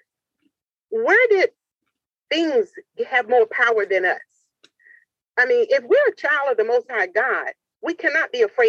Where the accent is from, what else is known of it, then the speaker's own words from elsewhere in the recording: Portsmouth, Virginia, United States; I'm dedicating it to my hometown, Portsmouth, Virginia